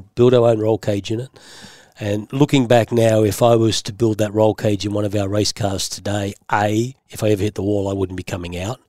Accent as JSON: {"language": "English", "town": "Sydney", "region": "New South Wales", "country": "Australia", "tie": "born or raised there", "also_born_or_lived": "Beverly Hills, United States", "said": "I grew up in Green Valley."}